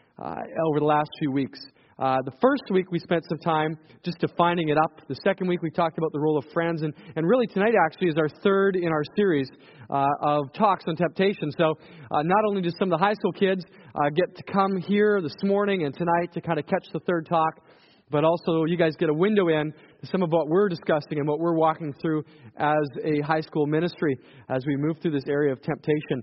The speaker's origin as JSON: {"language": "English", "region": "Saskatchewan", "country": "Canada", "moved": "yes", "said": "I come from Saskatchewan"}